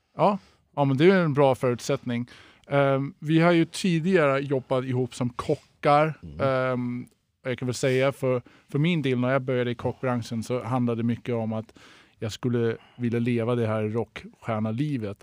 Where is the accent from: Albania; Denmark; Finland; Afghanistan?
Denmark; first language Danish; Swedish is a second language; now in Sweden; jag är tidigare kock, jag är från Danmark